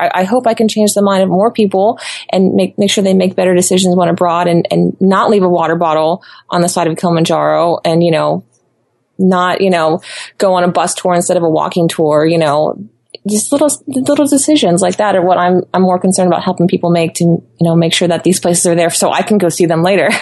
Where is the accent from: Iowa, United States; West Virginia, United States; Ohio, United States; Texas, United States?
Ohio, United States; moved away as an adult; also born or lived in Florida; I spent my whole life growing up in Ohio